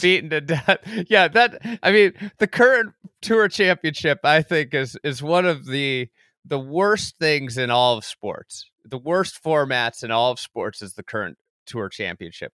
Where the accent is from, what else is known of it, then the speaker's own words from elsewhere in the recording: Midwest, United States; as a Midwesterner